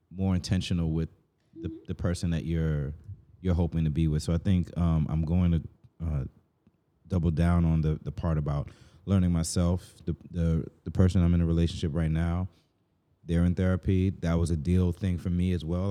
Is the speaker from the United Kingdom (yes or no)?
no; Jamaica; me just speaking as a Jamaican